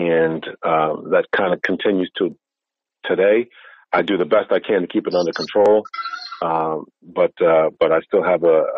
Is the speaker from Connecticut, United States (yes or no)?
yes; Waterbury, Connecticut, United States; also born or lived in Massachusetts; raised in the city of Connecticut, well, in the state of Connecticut, in the city of Waterbury